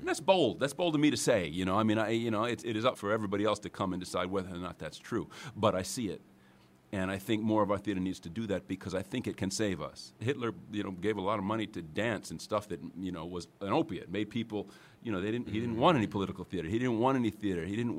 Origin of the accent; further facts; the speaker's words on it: New York, United States; Westchester County. {S4} So this is home. {S6} This is home.